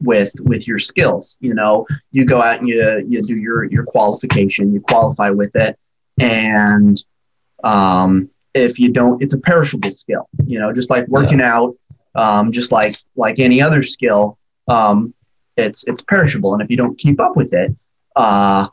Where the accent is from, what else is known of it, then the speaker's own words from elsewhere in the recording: Oregon, United States; now in Alaska, United States; I grew up in Oregon